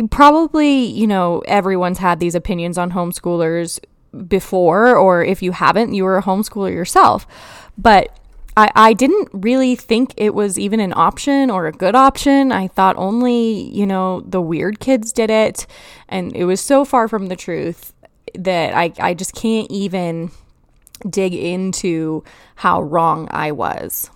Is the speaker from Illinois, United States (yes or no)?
no; Colorado, United States; I grew up in Colorado and I was in, like, third grade when Columbine happened